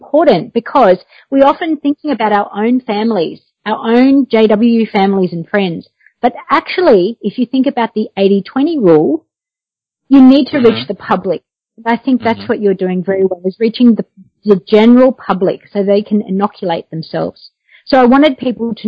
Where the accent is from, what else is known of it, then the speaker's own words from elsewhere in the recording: Australia; I'm actually Australian, living in Australia